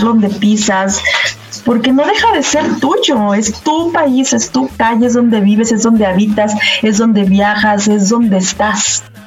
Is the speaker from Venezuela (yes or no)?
no; Mexico; como mexicanos